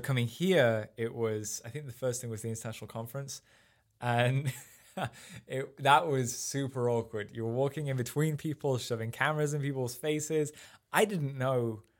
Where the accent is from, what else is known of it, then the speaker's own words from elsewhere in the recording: Sheffield, Yorkshire and the Humber, United Kingdom; moved away as an adult; also born or lived in Rotherham; now in United States; I grew up in uh, just outside of Sheffield in England, which is up in the north